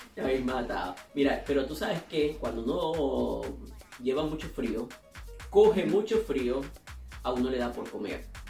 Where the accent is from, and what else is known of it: Venezuela; now in Colombia